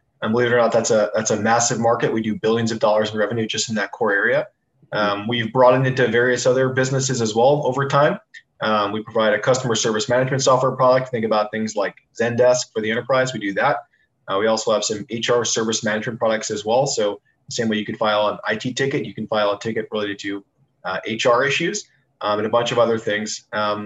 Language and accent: English; Long Island, New York, United States; also born or lived in Philadelphia; born and raised in Long Island, New York